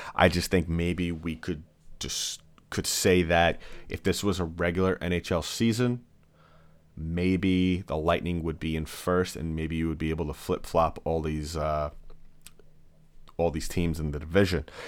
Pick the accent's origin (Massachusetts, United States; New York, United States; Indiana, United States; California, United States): New York, United States; I am from New York. I admit it, I'm a New York kid